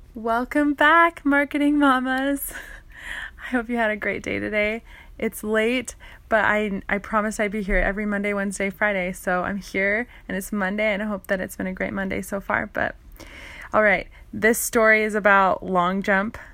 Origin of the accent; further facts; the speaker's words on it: Canada; I lived in Canada and I, I grew up in Canada